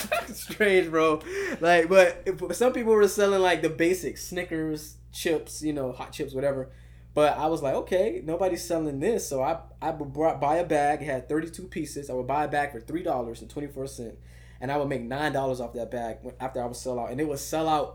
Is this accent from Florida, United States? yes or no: yes; Miami Gardens, Florida, United States; I was born in Kara City, Miami Gardens, Florida